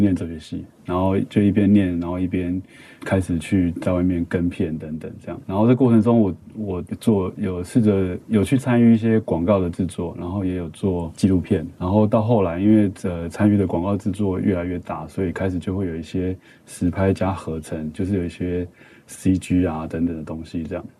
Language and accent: Chinese; Kaohsiung, Taiwan; moved away; also born or lived in Taipei; 我是高雄人